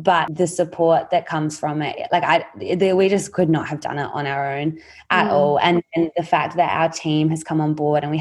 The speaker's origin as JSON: {"language": "English", "country": "Australia", "tie": "born or raised there", "said": "us as Australian girls growing up in extremely privileged communities and school communities"}